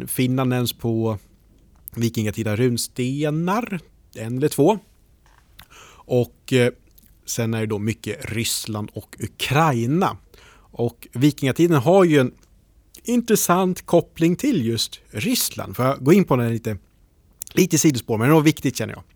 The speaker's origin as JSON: {"language": "Swedish", "town": "Norrtälje", "region": "Stockholm County", "country": "Sweden", "said": "Jag är från Norrtälje"}